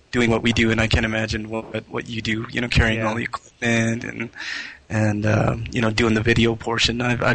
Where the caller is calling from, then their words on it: Denver, Colorado, United States; Hey, Bobby … from Denver, Colorado.